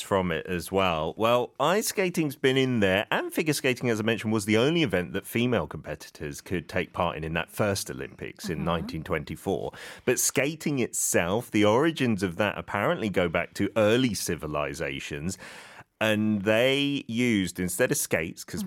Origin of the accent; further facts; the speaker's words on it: United Kingdom; As a Brit